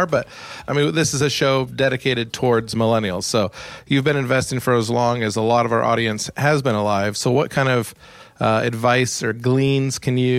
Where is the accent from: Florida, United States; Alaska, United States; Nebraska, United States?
Alaska, United States; Anchorage; I grew up in Anchorage, Alaska